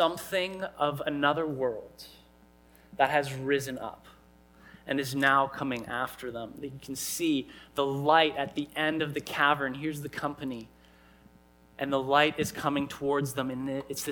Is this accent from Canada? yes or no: yes; Canada; I grew up here in Canada